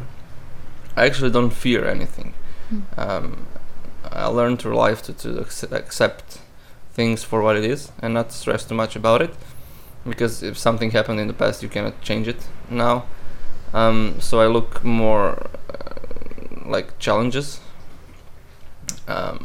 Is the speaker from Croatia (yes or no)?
yes; Istria County, Croatia; English is a second language; moved away as an adult; also born or lived in Rijeka / Umag / Pazin / Labin; now in Sweden; So I was born in Rijeka, but my whole life I've been in Istria, which is a region very close to Italy and Slovenia, the westest region in Croatia